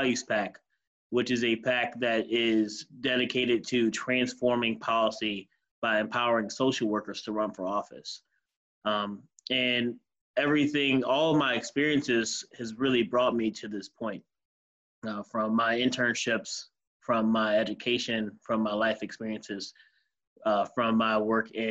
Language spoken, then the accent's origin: English; Detroit, Michigan, United States; born or raised there; also born or lived in Muskegon, Michigan / St. Clair Shores, Michigan